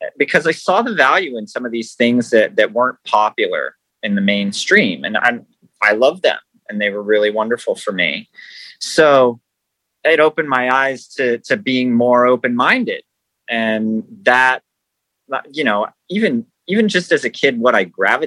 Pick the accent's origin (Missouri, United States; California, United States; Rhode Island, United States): California, United States; Los Angeles; also born or lived in Hollywood, California; I was born in California in Hollywood, and I grew up in the San Fernando Valley